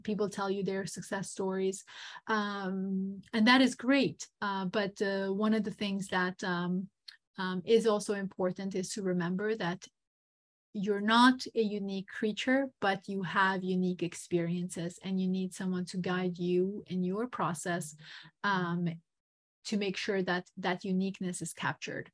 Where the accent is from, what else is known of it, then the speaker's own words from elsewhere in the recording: Montenegro; moved away; I am um, originally from Montenegro.